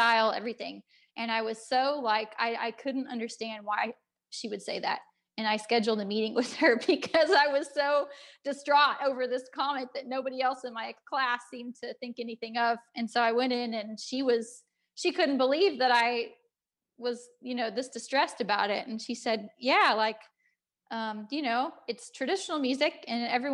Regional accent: United States; moved away as an adult; also born or lived in Ireland; I'm an American

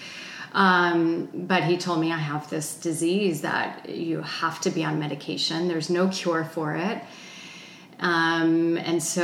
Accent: New Jersey, United States; moved away as an adult; also born or lived in Boulder, Colorado; I grew up in New Jersey

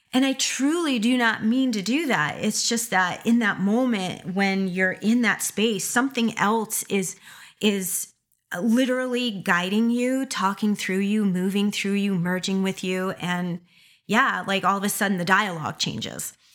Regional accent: Schenectady, New York, United States; that is my area code from being from upstate New York, Schenectady

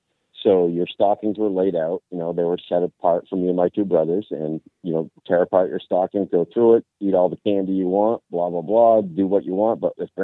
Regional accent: New Hampshire, United States; growing up in New Hampshire, I grew up with my grandparents

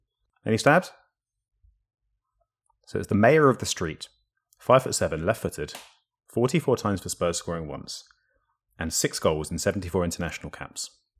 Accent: Paramaribo, Paramaribo District, Suriname; born there; I was born, this is an interesting one, would this have helped? I was born in Paramaribo, Suriname.

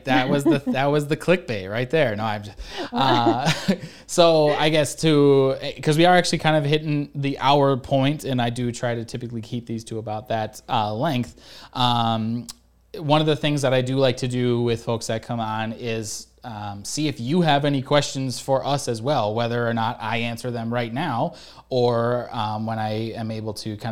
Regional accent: Michigan, United States; because I came from Michigan, and apparently now there's finally ticks in Michigan

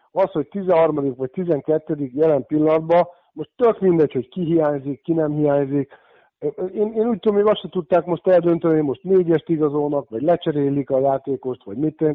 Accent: Székesfehérvár, Fejér, Hungary; én, mint fehérvári születésű, fehérvári, ez hogy ott nőttem föl abba a klubba

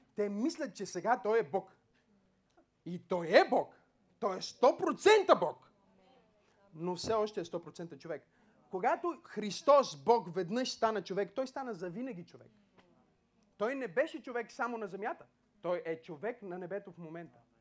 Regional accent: Bulgaria; ние имаме едно гражданство като българин

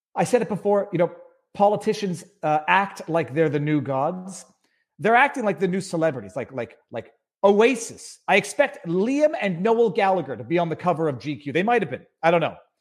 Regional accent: Canada; As a Canadian

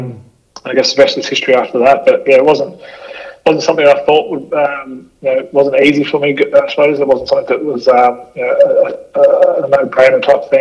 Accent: Gold Coast, Queensland, Australia; growing up in the Gold Coast

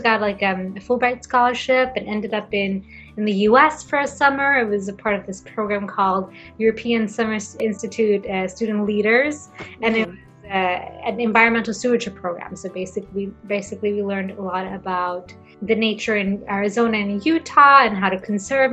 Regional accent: Gothenburg, Västra Götaland, Sweden; English is a second language; moved away as an adult; also born or lived in Brighton, England / United States; Gothenburg University in my hometown

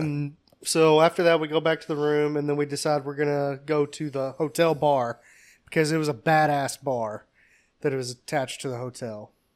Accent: Kentucky, United States; We're from Kentucky.

